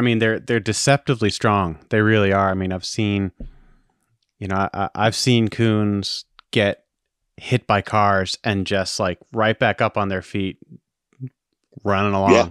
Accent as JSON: {"language": "English", "region": "Maine", "country": "United States", "tie": "born or raised there", "said": "I was born and raised in Maine"}